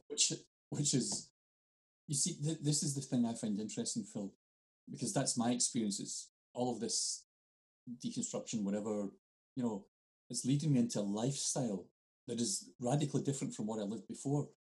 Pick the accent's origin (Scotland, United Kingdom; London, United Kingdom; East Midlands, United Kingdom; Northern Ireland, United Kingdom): Scotland, United Kingdom; I'm Scottish.